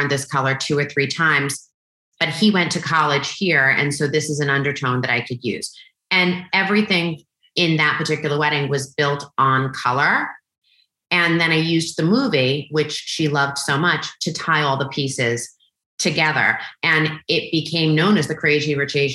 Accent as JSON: {"language": "English", "region": "New York", "country": "United States", "said": "I'm Italian, I'm from New York"}